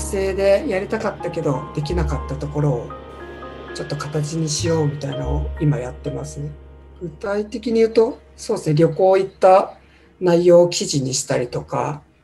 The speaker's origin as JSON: {"language": "Japanese", "region": "Tokyo", "country": "Japan", "tie": "born or raised there", "said": "東京出身なんですけど住んでるところがみんな神奈川の県境に住んでいて"}